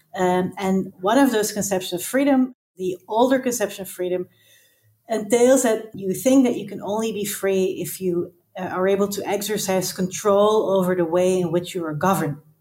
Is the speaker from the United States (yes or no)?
no; Belgium; moved away as an adult; now in Amsterdam, Netherlands; I am from Belgium originally, but I live in Amsterdam and I have lived here for the past 10 years.